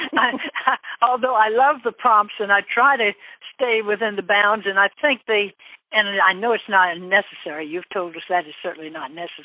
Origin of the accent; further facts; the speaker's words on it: Charleston, South Carolina, United States; moved away as an adult; also born or lived in Alabama; now in Louisville, United States; growing up in Charleston, South Carolina, and going kindergarten through high school at Ashley Hall